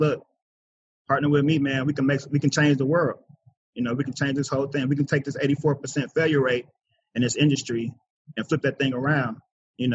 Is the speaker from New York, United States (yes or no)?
no; Kansas City, Missouri, United States; I was born and raised in Kansas City, Missouri.